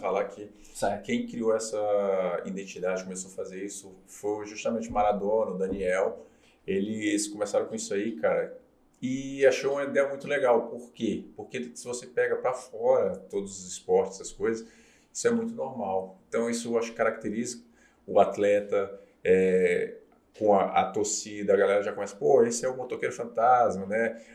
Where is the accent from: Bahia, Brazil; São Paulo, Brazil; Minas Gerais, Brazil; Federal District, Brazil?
Federal District, Brazil; Brasília; moved away as an adult; also born or lived in João Pessoa; joguei em Brasília, comecei em Brasília, ah. sou de Brasília.